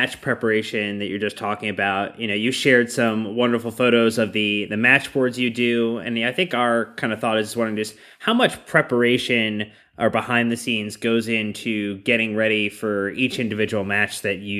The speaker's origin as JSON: {"language": "English", "town": "Seattle", "region": "Washington", "country": "United States", "tie": "born or raised there", "said": "the Seattle Sounders, my hometown"}